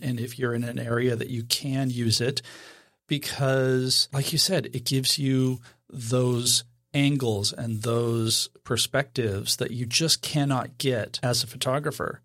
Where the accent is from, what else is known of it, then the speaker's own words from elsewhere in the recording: Idaho, United States; I was born and raised in Idaho.